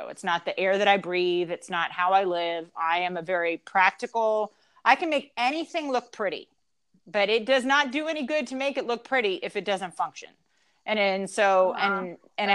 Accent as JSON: {"language": "English", "region": "Louisiana", "country": "United States", "said": "we're from Louisiana"}